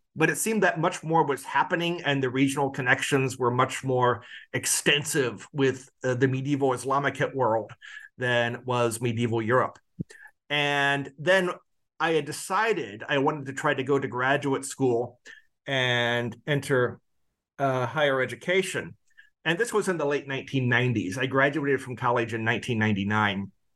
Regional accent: Quincy, Illinois, United States; I grew up in Quincy, Illinois

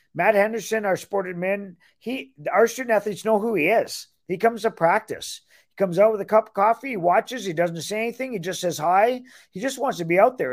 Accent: Ontario, Canada; moved away as an adult; also born or lived in Michigan; now in Iowa City, United States; I'm born and raised in Ontario, Canada, so I'm Canadian

